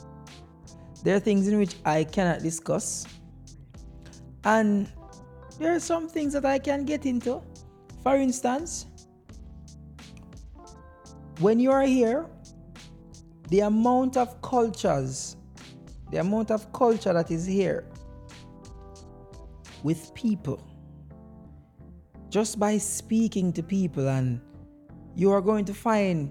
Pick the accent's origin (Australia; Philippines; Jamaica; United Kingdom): Jamaica; now in United States; as a Jamaican man